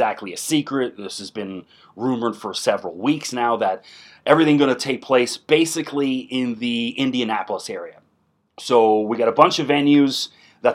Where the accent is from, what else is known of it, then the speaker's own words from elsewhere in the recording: Toronto, Ontario, Canada; One of my best friends, I grew up with in Toronto